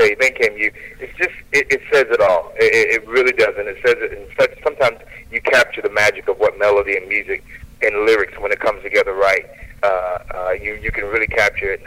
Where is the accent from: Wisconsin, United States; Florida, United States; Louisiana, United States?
Florida, United States; Hollywood; also born or lived in Palm Beach, Florida; I was born in Palm Beach, but I grew up in a city called Hollywood, Florida, which is just north of Miami.